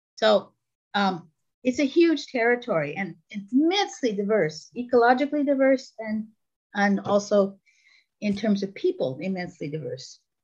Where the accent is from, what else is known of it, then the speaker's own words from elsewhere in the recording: New York City, New York, United States; moved away; also born or lived in Istanbul / Toronto; I was raised on Long Island in New York City